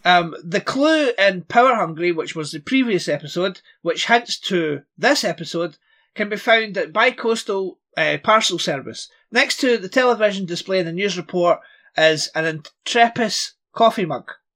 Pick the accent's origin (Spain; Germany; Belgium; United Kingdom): United Kingdom; Scotland; I'm Scottish